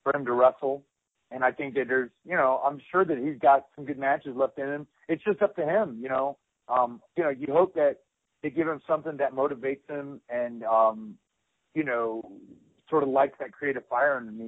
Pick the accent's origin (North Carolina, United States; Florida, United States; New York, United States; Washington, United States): North Carolina, United States; I grew up in North Carolina